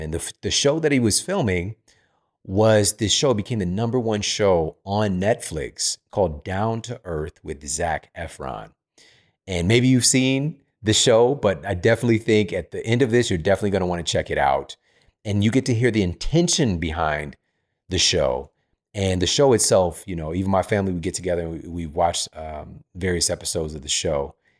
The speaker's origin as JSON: {"language": "English", "town": "St. Louis", "region": "Missouri", "country": "United States", "moved": "yes", "said": "I'm from Saint Louis. It's pretty flat."}